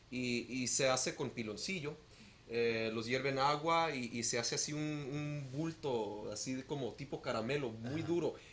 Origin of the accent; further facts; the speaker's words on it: Phoenix, Arizona, United States; born there; Bueno, nací aquí en Phoenix